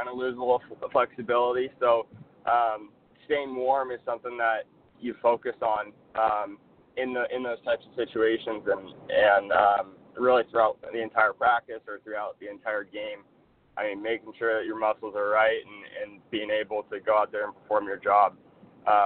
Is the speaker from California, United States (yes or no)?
yes; Southern California, United States; moved away as an adult; also born or lived in Worcester, Massachusetts; I'm originally from Southern California, grew up in 75-degree weather, kicking all throughout high school